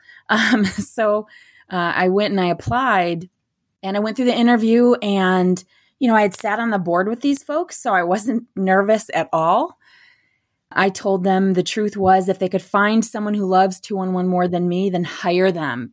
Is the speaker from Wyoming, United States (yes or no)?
no; Beaverton, Michigan, United States; also born or lived in Midland, Michigan; now in Gladwin, United States; I grew up in Beaverton, Beaverton, Michigan